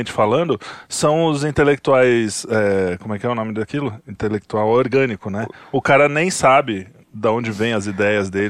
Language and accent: Portuguese; Brazil; É que aqui a gente é brasileiro, Kim, é